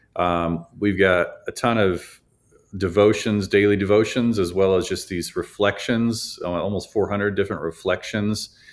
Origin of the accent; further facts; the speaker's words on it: Chicago, Illinois, United States; moved away; we're from Chicago